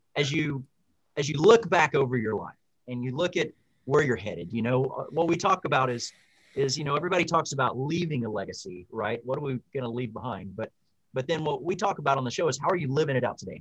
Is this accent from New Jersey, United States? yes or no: no; Houston, Texas, United States; I grew up in Houston.